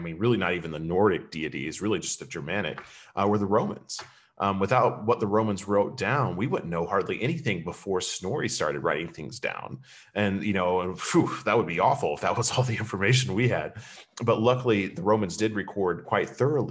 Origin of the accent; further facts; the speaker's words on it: Lexington, Kentucky, United States; moved away; Lexington, where I'm from